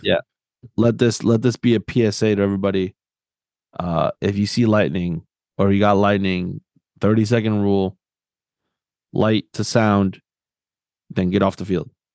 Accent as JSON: {"language": "English", "region": "Florida", "country": "United States", "tie": "born or raised there", "said": "I grew up in Florida"}